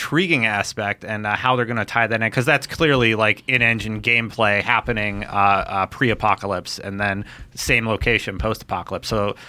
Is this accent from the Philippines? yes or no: no; Canada; I'm Canadian.